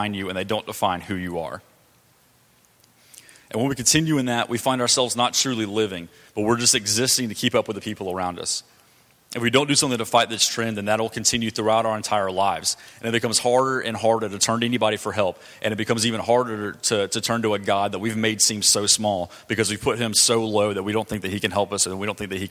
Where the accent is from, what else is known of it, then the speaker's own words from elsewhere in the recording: Douglasville, Georgia, United States; I grew up in Georgia. You know, I lived in Douglasville until I was about 10 years old, and I've lived here for the last 11 years